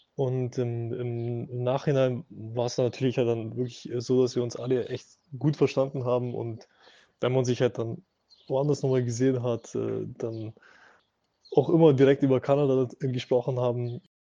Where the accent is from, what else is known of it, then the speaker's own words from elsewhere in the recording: Augsburg, Bavaria, Germany; Ich komme aus Augsburg, das ist in der Nähe von München